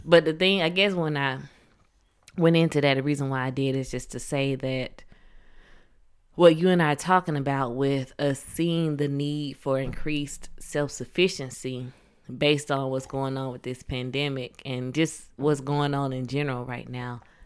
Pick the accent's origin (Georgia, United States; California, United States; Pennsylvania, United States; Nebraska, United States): Georgia, United States; Atlanta; I'm from Atlanta, the Atlanta area, south of Atlanta